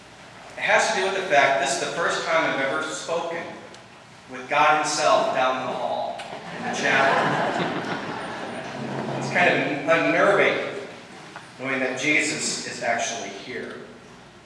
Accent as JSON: {"language": "English", "area": "Springwell", "region": "Iowa", "country": "United States", "tie": "born or raised there", "said": "I am from Iowa. I grew up in a small town, Springwell, Iowa, just out east of here"}